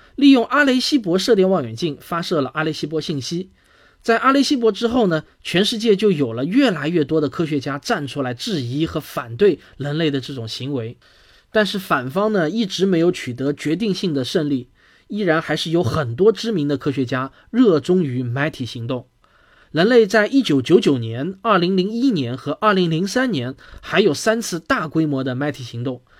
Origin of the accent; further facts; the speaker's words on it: China; 我们中国人